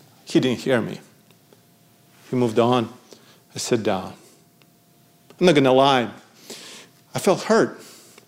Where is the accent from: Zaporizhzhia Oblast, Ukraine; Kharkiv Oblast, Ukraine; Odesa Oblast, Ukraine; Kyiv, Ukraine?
Odesa Oblast, Ukraine; Odesa; moved away; in Odessa, Ukraine, my hometown.